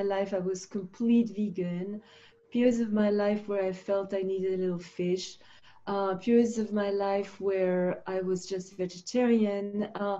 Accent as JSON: {"language": "English", "country": "Switzerland", "tie": "born or raised there", "also_born_or_lived": "Finland", "said": "because I lived in Switzerland. I grew up in Switzerland."}